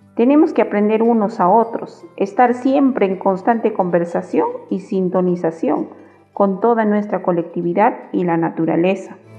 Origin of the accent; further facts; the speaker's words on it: Puno, Peru; soy de Puno